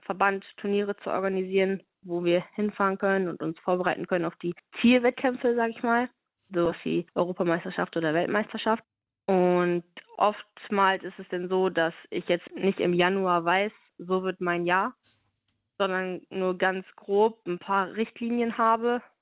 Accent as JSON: {"language": "German", "town": "Stade", "region": "Lower Saxony", "country": "Germany", "said": "Das ist noch mein Heimatverein. Ich komme aus Stade, das ist in der Nähe von Hamburg. Da habe ich äh, angefangen zu boxen"}